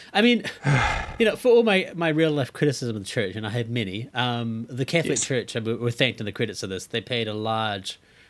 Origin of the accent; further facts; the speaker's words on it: Fiji; I'm from Fiji